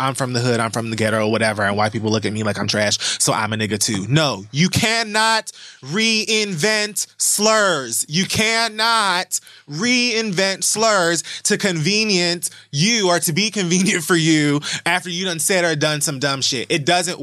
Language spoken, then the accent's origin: English; Miami, Florida, United States; I'm also from Miami